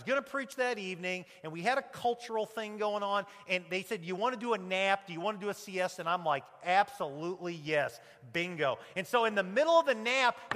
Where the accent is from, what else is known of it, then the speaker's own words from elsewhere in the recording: United States; the American preacher